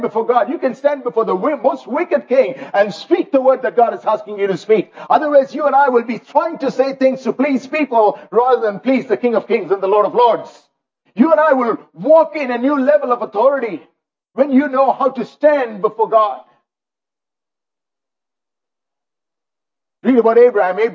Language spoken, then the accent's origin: English; India; now in Canada; I grew up in India